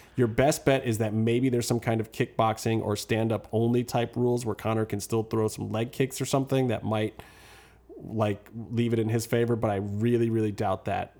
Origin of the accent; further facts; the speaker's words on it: Cleveland, Ohio, United States; moved away; I'm from Cleveland originally